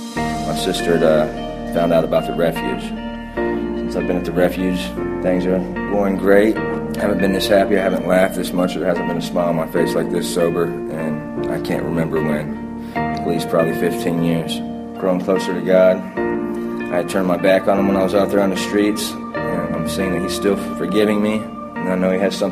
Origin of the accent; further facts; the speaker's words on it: Columbus, Ohio, United States; I've lived a little bit everywhere. I'm from Columbus, Ohio, though.